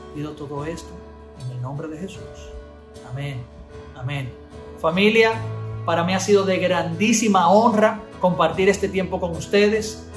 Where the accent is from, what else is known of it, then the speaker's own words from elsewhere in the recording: Dominican Republic; accent: Dominican mannerisms; manierismos muy dominicanos eh, eran muy comunes en mi boca